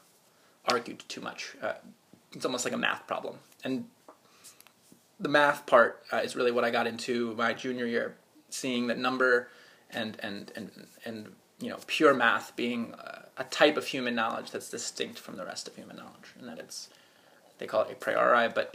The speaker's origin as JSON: {"language": "English", "town": "Potomac", "region": "Maryland", "country": "United States", "tie": "born or raised there", "said": "I grew up right outside of Washington, D.C. in a suburban town called Potomac"}